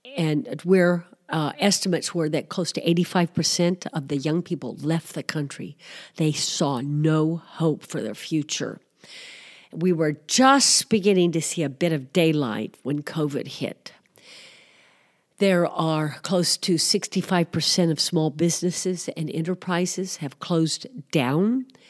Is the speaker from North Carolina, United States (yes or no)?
no; Missouri, United States; moved away as an adult; also born or lived in Greece; I grew up in Missouri, although I am Greek American